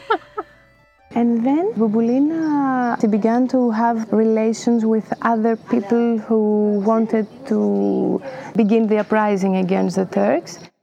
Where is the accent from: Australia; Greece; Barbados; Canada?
Greece; Spetses, Attica; moved away; also born or lived in Ligourio, Argolis, Greece; I'm from Spetsis